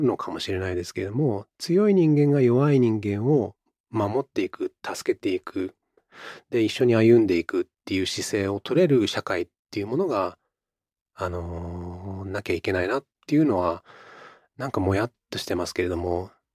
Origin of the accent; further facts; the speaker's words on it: Japan; 日本人だからこそ